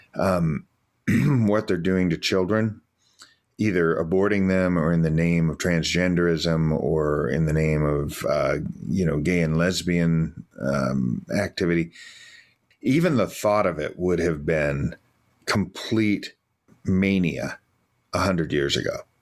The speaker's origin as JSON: {"language": "English", "country": "United States", "said": "I'm an American"}